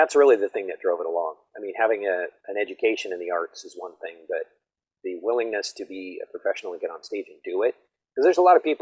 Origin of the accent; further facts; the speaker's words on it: Missoula, Montana, United States; I grew up in Montana.